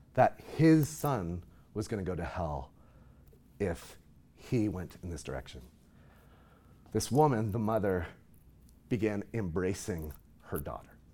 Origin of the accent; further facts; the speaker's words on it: Nova Scotia, Canada; moved away as an adult; also born or lived in Knoxville, Tennessee; now in Texas, United States; I'm from Nova Scotia, on the east